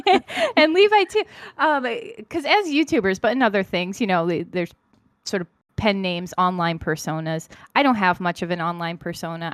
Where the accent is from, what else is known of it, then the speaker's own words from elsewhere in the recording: United States; I'm American